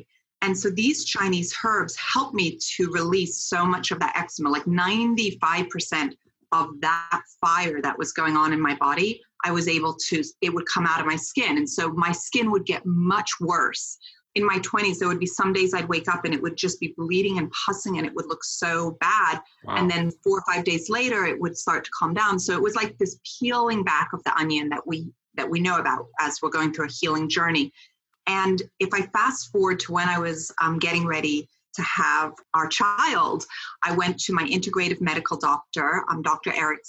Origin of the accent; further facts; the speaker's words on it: Switzerland; born there; So I was born in Switzerland on a biodynamic farm.